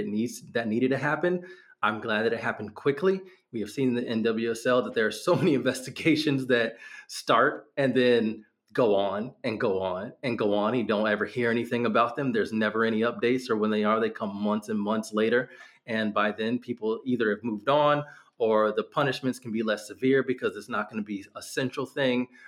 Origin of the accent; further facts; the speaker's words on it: Northern Virginia, United States; I grew up in Northern Virginia